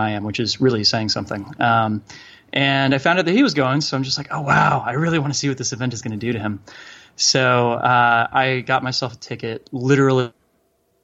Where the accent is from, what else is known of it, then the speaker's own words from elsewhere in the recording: Boulder, Colorado, United States; I'm from Boulder, Colorado